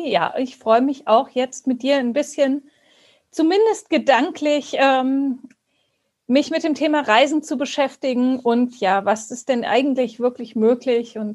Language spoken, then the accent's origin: German; Baden-Württemberg, Germany; Ich komme aus Baden-Württemberg und ähm, da haben wir es so gemacht, dass wir, wir wohnen am Rand vom Schwarzwald